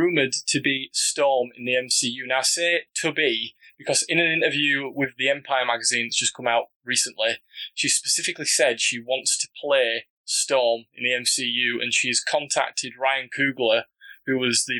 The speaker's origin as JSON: {"language": "English", "region": "Yorkshire and the Humber", "country": "United Kingdom", "accent": "broad Yorkshire", "said": "my pronunciation as a Yorkshire man is quite broad"}